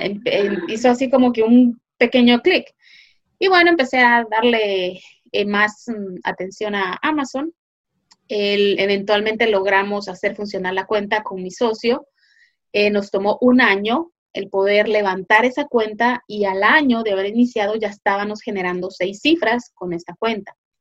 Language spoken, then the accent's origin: Spanish; Guatemala; moved away as an adult; now in United States; yo eh, originalmente soy de Guatemala, eh, pero ahora vivo en Estados Unidos. Vine aquí hace ya más de 20 años